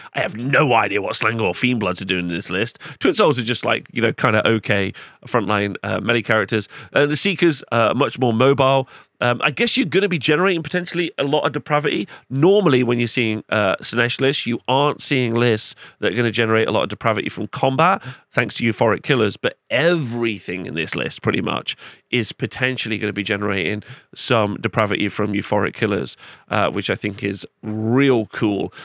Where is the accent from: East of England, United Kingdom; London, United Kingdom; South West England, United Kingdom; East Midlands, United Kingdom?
East Midlands, United Kingdom; Nottingham; in my hometown